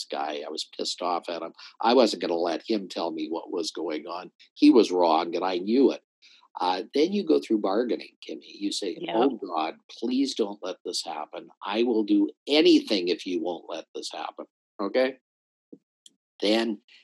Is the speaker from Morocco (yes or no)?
no; Calgary, Alberta, Canada; I grew up in Calgary